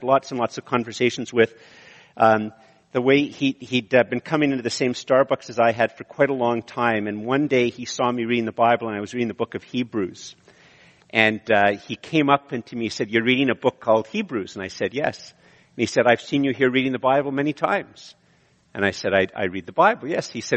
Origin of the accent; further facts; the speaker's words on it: Montreal, Quebec, Canada; moved away; also born or lived in Ottawa / Eganville; I'm from Montreal, and then I was in Ottawa